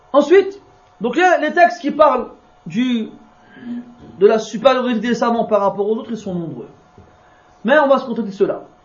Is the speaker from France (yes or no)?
yes; France; je suis né en France, qui est grandi en France, qui parle le français tous les jours.